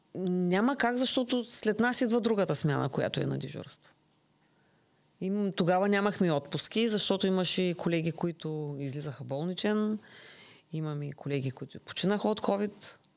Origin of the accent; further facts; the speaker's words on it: Bulgaria; now in Ruse, Bulgaria; Родена съм в град Тракан, на 60 км от Русе